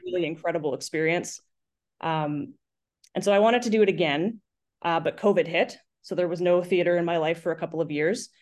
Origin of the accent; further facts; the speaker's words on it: Lake Cowichan, British Columbia, Canada; moved away as an adult; also born or lived in Victoria, Canada; now in Kelowna, Canada; I grew up in an itty-bitty town in South Central Vancouver Island called Lake Cowichan